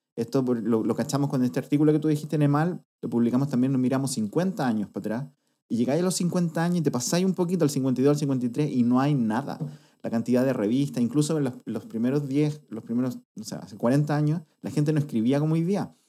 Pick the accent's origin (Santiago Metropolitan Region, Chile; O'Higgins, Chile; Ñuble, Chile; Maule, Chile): Maule, Chile; Talca; soy de Talca